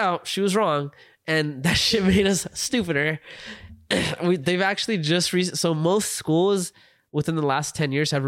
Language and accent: English; United States; I'm a fucking American